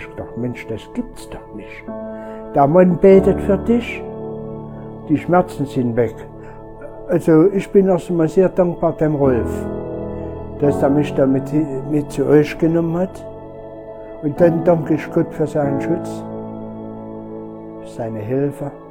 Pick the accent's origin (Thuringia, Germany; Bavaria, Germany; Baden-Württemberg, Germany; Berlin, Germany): Thuringia, Germany; Arnstadt; born there; Ich bin gebürtiger Arnstädter, schon 73 Jahre lang.